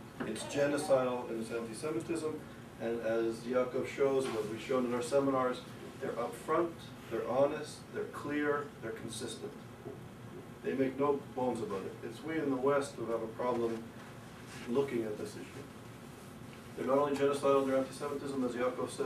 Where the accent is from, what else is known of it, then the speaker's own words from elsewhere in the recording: Canada; moved away as an adult; also born or lived in Europe / United Kingdom; now in United States; growing up in Canada, living in Europe, and becoming and being a part of this tradition, and then coming to the United States